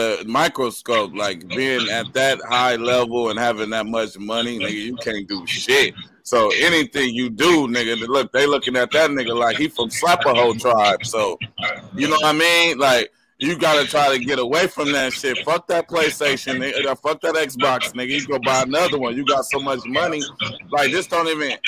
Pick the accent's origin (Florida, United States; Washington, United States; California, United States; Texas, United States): California, United States; I'm from California